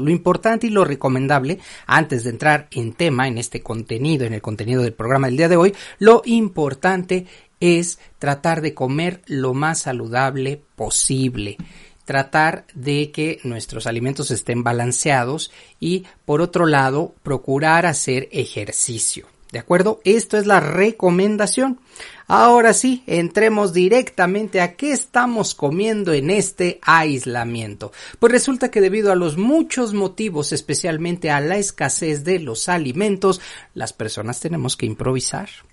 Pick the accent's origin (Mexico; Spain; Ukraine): Mexico; para quienes somos mexicanos